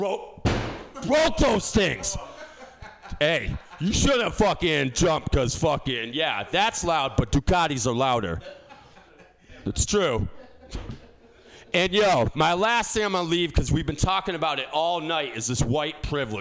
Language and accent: English; East Coast, United States; now in San Francisco, United States; I'm from the East Coast.